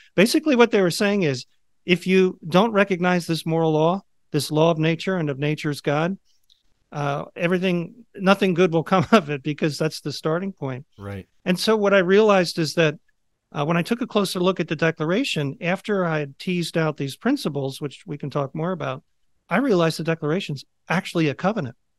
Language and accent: English; just outside of Philadelphia, Pennsylvania, United States; I grew up just outside of Philadelphia.